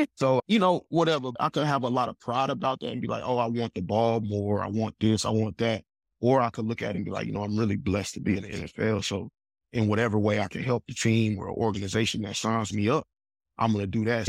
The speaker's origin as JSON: {"language": "English", "town": "Huntsville", "region": "Alabama", "country": "United States", "tie": "born or raised there", "said": "I'm from Huntsville, Alabama, my mom and dad, my, my mom's from Huntsville, my dad's from Georgia, I got one sister, and, you know, we just grew up"}